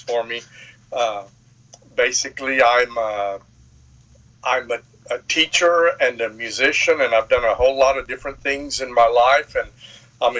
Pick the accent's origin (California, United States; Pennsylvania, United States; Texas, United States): Texas, United States; Baytown; one of the cool things about growing up in Old Baytown was that I was around a lot of family